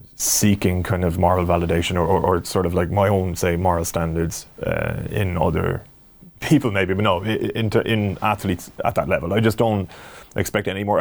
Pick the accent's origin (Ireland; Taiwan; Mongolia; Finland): Ireland; as an Irish sports fan